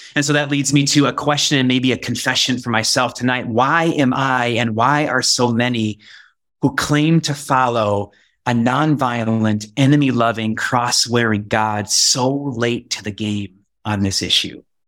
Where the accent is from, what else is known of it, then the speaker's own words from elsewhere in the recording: Bend, Oregon, United States; also born or lived in Wisconsin; my hometown of Bend, Oregon